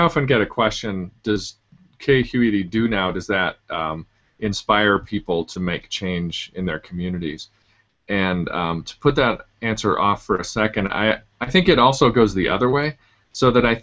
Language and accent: English; Utah, United States; I'm from Utah